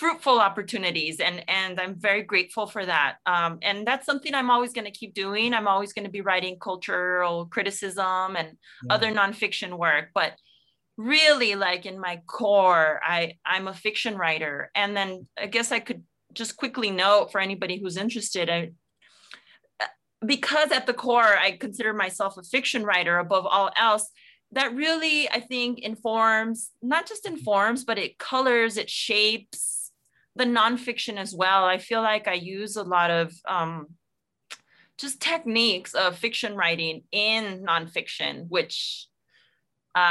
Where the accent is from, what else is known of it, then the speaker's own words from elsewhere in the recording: South El Monte, California, United States; I grew up in El Monte, in South El Monte, in the San Gabriel Valley in Los Angeles County